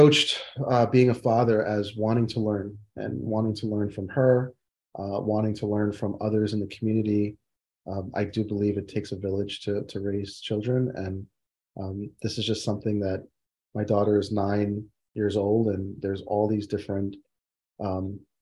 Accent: New Jersey, United States; while I was raised in New Jersey, I identify as West Indian

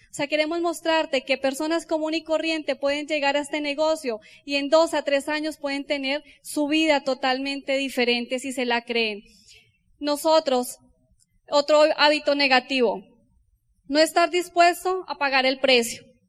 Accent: Colombia; como los colombianos

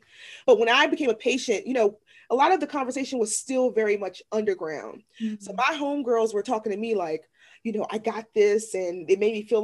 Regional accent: Washington, District of Columbia, United States; now in Maryland, United States; I'm originally from Washington, D.C., from an area that was heavily impacted by the war on drugs.

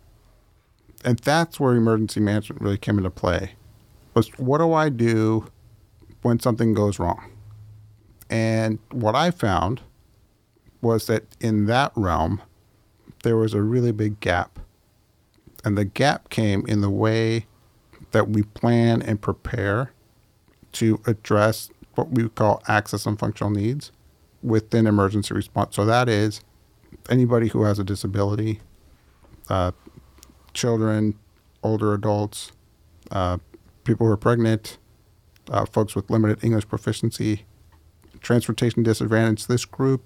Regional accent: Sonoma County, California, United States; moved away as an adult; also born or lived in Utah / Washington, D.C.; I was born in Sonoma County, which is where I was primarily raised

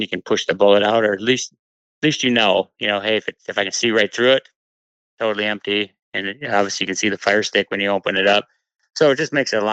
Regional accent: Columbia Heights, Minnesota, United States; growing up in Minnesota, I mean, I lived in Columbia Heights

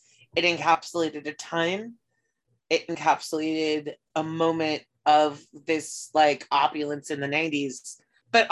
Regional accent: United States; as an American

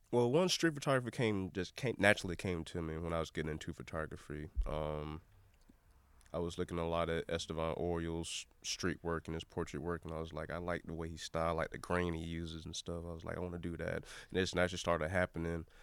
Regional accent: Jacksonville, Florida, United States; Um, I'm born and raised in Jacksonville, Florida. Uh, probably like three or four generations.

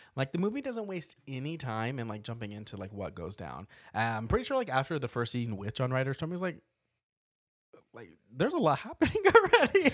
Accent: Portales, New Mexico, United States; now in Las Vegas, United States; my hometown of Portales, New Mexico

